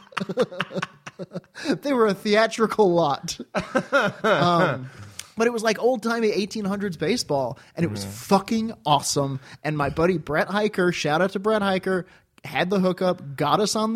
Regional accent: Eagle, United States; moved away; Went back to my hometown, and we have this like carnival week called Flight Days. And my town is called Eagle.

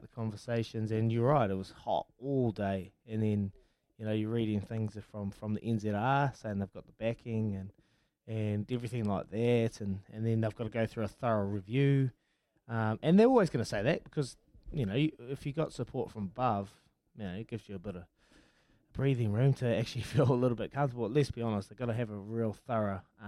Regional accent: Hawke's Bay, New Zealand; I'm from Hawke's Bay

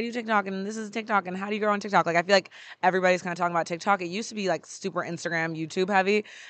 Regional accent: Atlanta, Georgia, United States; I'm from Atlanta.

